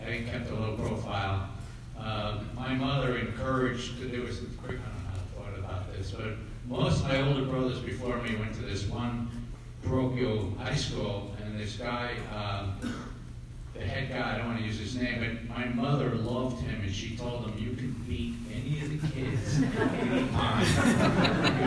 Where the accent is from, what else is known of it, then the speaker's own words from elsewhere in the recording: Larchmont, New York, United States; moved away; I grew up briefly in Larchmont, nine kids